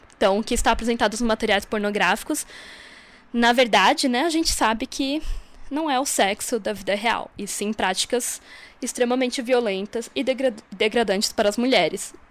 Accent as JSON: {"language": "Portuguese", "region": "Santa Catarina", "country": "Brazil", "moved": "as an adult", "lives_now": "Brasília, Brazil", "said": "sou de Santa Catarina, mas moro em Brasília já há uns 5 anos, mais ou menos."}